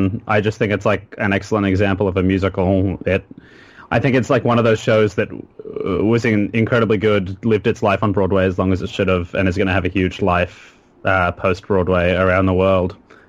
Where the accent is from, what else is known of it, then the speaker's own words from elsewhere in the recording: Australia; now in United States; No, because this is the first time I've heard a group of Australian accents in just such a long time, so my voice is naturally doing this. Because, of course, I've been here a year. I have an American accent now.